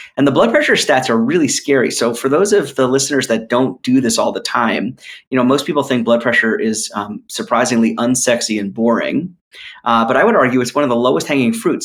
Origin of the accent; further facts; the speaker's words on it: New York, United States; moved away; also born or lived in North Philadelphia; I'm from New York originally